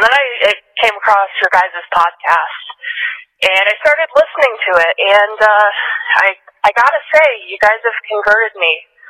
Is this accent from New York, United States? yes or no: yes; upstate New York, United States; now in Paterson, United States; originally from upstate New York, now living in Patterson. I never really wanted to move to New Jersey, and I was pretty miserable living here for, like, the first couple months.